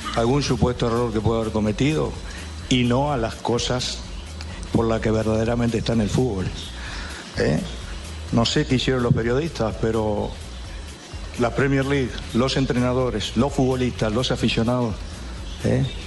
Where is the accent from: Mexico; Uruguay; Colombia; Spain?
Uruguay; nuestro sentir como uruguayos